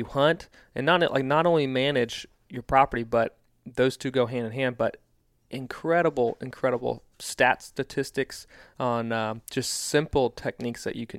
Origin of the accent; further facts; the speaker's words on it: East Coast, United States; now in Midwest, United States; we are Midwesterners. I grew up on the East Coast, but, like, this is home now.